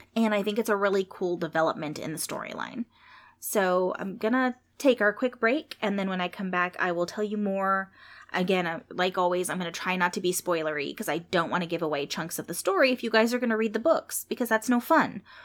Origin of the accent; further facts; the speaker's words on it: San Jose, California, United States; when I was growing up in San Jose